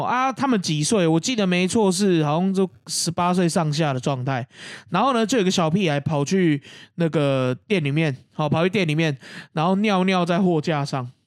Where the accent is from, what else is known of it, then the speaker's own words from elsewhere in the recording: Keelung, Taiwan; 因为大家都知道我基隆人嘛